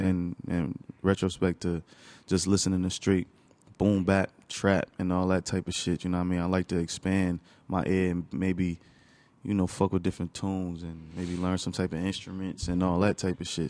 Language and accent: English; Newark, New Jersey, United States; also born or lived in East Orange / Orange / Bloomfield; I grew up in Newark.